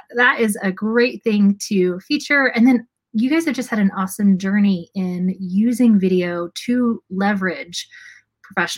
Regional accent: Magnolia, Texas, United States; my hometown, Magnolia ISD, down in Texas

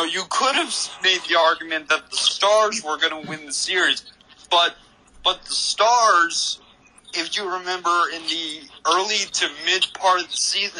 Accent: Kansas City, United States; Yeah, I'm from Kansas City.

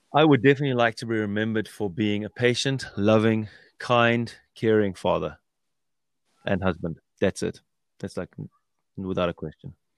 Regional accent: South Africa; growing up in South Africa with my parents

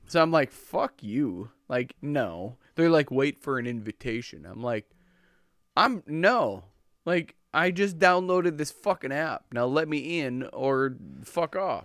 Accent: Minnesota, United States

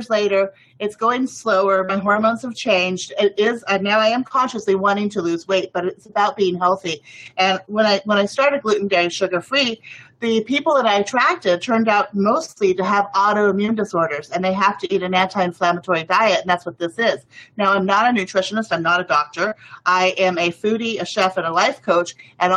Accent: Mexico; I grew up in Mexico

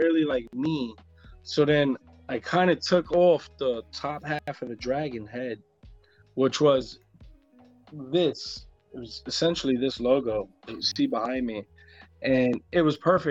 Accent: New York, United States; I'm from New York

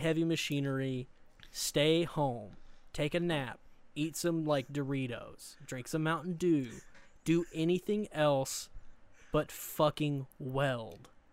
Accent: Eastern Arkansas, United States; I grew up in the Delta, which is the Mid-South, so I grew up in Eastern Arkansas, um, along, like, the Mississippi River

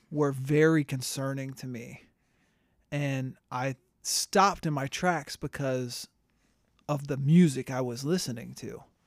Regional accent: Tampa, Florida, United States; growing up in Tampa

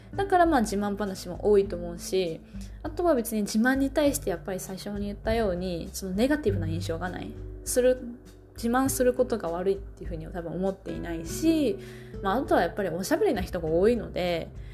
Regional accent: Kansai, Japan; moved away; also born or lived in Kanto; 私もまあ関西出身ですけど

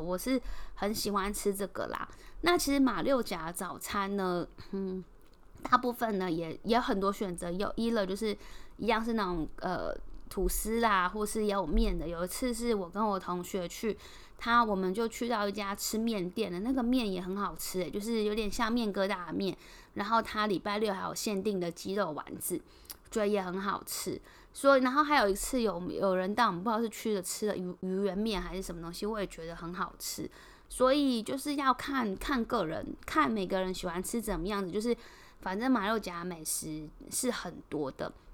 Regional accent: Taiwan; accent: Taiwanese; moved away as an adult; now in Singapore; 老板有帮我们认出来说我们是不是台湾人。我说对，你怎么会知道？就是我们口音，我的口音真的实在太重了

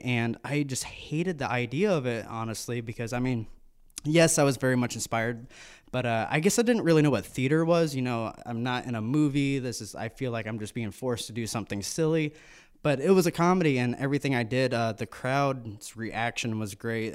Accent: United States; We are born and raised in America

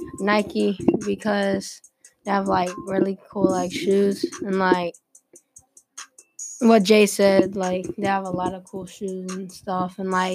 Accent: Germany; moved away; I'm from Germany

